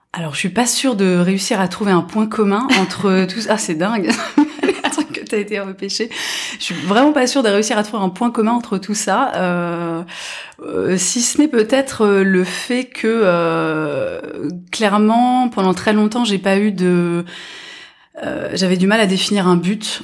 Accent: near Nancy, Grand Est, France; j'ai grandi voilà près de Nancy mhm. mais dans une petite ville

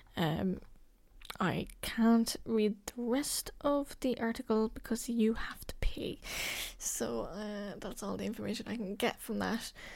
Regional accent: Cork, Munster, Ireland; I'm from Cork

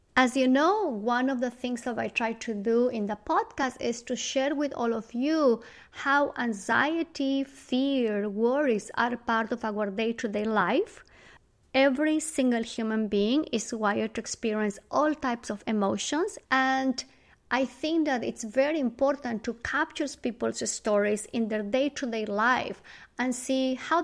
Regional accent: Bolivia; moved away; I am originally from Bolivia, South America, and every single year I travel to Bolivia to spend time with my family

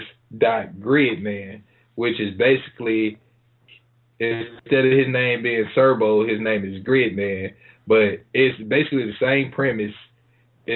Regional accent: Greenville, United States; people didn't think I was from Greenville because I didn't talk like

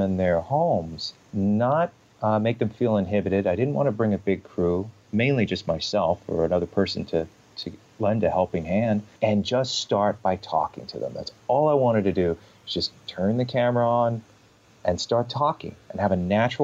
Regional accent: Northport, New York, United States; also born or lived in Huntington, Long Island, New York; I grew up in Northport

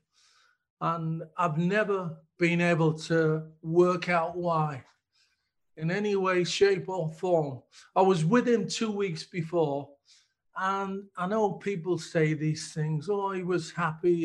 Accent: Middlesbrough, North East England, United Kingdom; we grew up in Park End, an estate in Middlesbrough

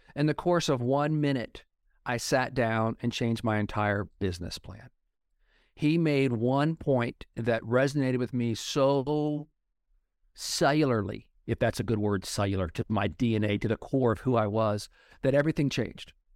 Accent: Oklahoma, United States; when I was growing up in Oklahoma in the eighties

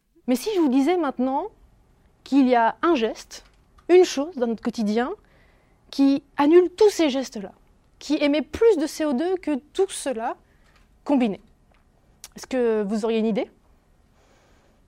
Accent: Dijon, Bourgogne-Franche-Comté, France; moved away; also born or lived in New York; je viens de Dijon

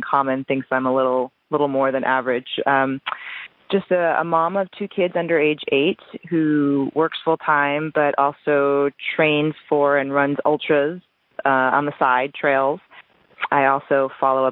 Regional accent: New Jersey, United States; moved away; I'm originally from New Jersey, so all of my family's back there

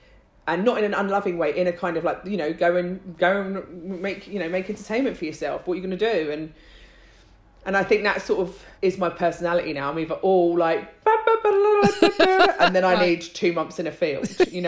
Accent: London, United Kingdom; also born or lived in Ireland; Like my parents are Irish. I was born here, but, you know, spent a lot of my time in Ireland and, you know, that's sort of, so I consider myself Irish. I'm a Londoner, you know, like definitely.

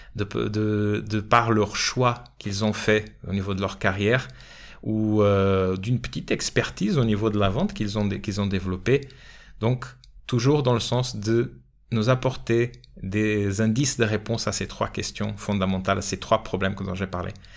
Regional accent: Portugal; now in France; mon pays d'origine, le Portugal

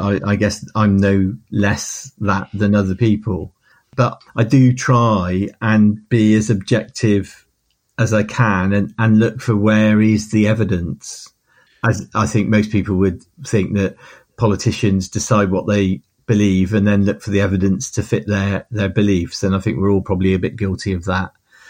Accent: Hartcliffe, South West England, United Kingdom; what was it like growing up in Hartcliffe? Well, it was normal. We were just there.

